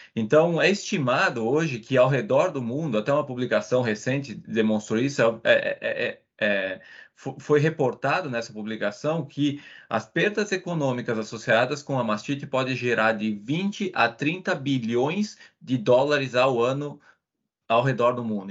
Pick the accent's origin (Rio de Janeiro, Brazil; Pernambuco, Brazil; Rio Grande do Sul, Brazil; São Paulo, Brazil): Rio Grande do Sul, Brazil; Veranópolis; moved away as an adult; eu sou natural do Rio Grande do Sul, no Brasil, uma cidade pequena chamada Veranópolis, e eu cresci numa fazenda leiteira